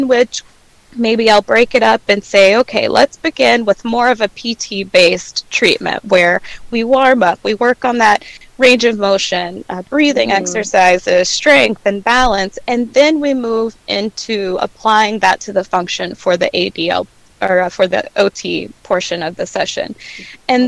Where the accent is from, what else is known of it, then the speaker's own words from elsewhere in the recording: Meridian, Mississippi, United States; I was working as a tech at my hometown, Meridian, Mississippi